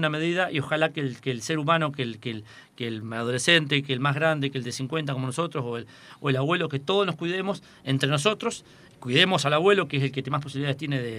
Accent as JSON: {"language": "Spanish", "town": "General Alvear", "region": "Buenos Aires Province", "country": "Argentina", "said": "soy de Alvear"}